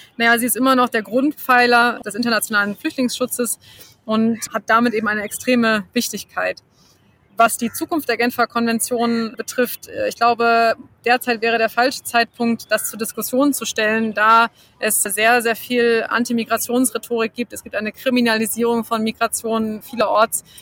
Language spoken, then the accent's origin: German; Germany; bei uns in Deutschland